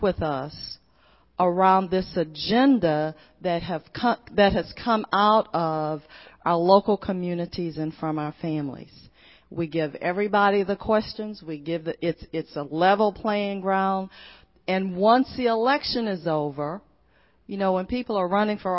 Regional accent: Port Arthur, Texas, United States; I'm originally from Port Arthur, Texas. I was born in 1951, and so I was born into a segregated community. And I went to colored schools.

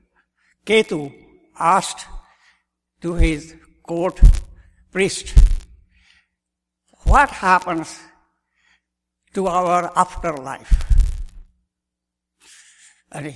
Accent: India; moved away as an adult; now in Shreveport, United States; I was born and raised in India in a Hindu Brahmin family

